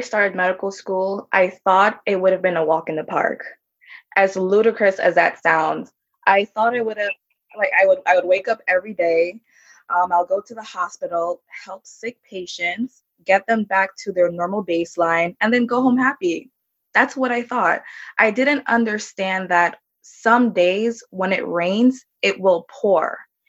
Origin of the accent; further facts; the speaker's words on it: Jamaica; born there; because I was born in Jamaica. And my family's from Jamaica, so it felt like I was at home.